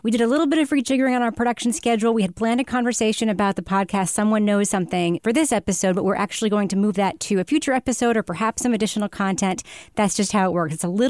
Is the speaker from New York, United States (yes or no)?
yes; Long Island, New York, United States; I'm from Long Island.